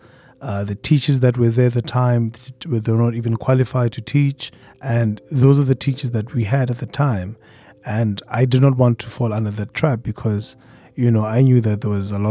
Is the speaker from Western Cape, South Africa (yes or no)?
no; Soweto, Gauteng, South Africa; I'm from Soweto in South Africa.